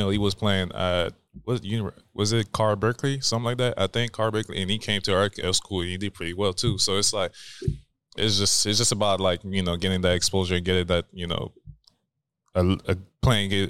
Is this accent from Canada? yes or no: yes; Canada; I mean, it's my first time playing there, so I'm like, I'm